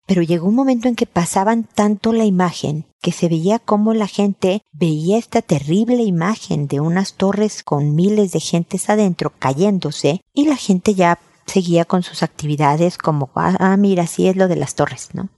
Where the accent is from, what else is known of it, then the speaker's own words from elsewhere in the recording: Mexico; now in Chile; yo soy mexicana, pero vivo en Chile